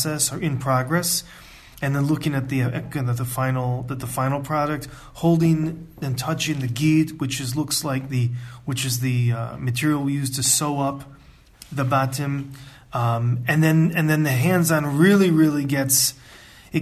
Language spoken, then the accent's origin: English; United States; also born or lived in Ann Arbor, Michigan; I'm from the United States and I grew up in a conservative